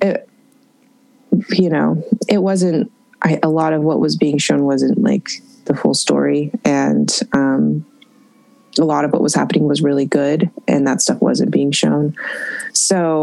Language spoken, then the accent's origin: English; Eugene, Oregon, United States; also born or lived in Springfield, Oregon / Portland, Oregon; I was born and raised in Eugene, Oregon. Eugene, half and half, Eugene and Springfield. And then I moved to Portland in 2010.